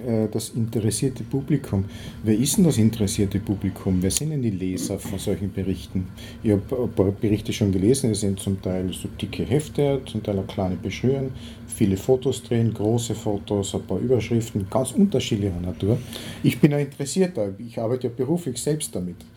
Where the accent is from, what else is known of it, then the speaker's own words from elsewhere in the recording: Carinthia, Austria; bei uns in Kärnten